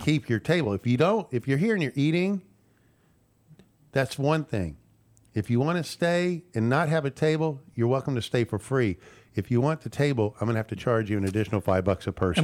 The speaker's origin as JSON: {"language": "English", "town": "Houston", "region": "Texas", "country": "United States", "tie": "born or raised there", "also_born_or_lived": "Montana", "moved": "yes", "lives_now": "Lake Conroe, United States", "said": "I grew up in Houston, went to Montana for twenty years"}